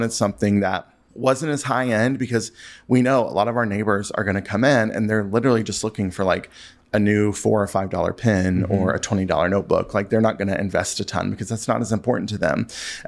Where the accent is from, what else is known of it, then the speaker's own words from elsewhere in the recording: the South, United States; I'm from the South, so we put ranch on everything there, too.